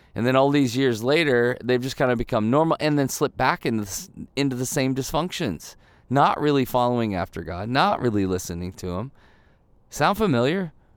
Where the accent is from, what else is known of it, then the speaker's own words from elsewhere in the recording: Midwest, United States; moved away; when I grew up in the Midwest